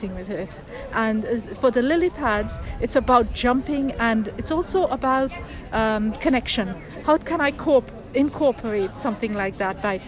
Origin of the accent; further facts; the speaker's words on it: Trinidad & Tobago; moved away as an adult; now in United Kingdom; I grew up in Trinidad and Tobago for 25 years